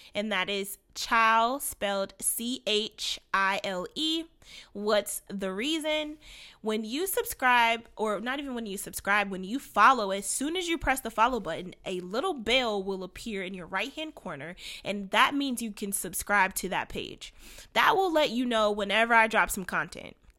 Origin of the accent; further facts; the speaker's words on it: Orlando, Florida, United States; now in Cleveland, United States; I am coming to you from Cleveland, Ohio. I'm originally from Orlando, Florida